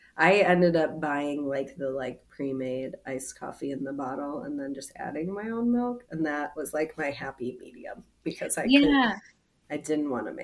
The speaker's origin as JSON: {"language": "English", "town": "Chicago", "region": "Illinois", "country": "United States", "said": "I'm from Chicago."}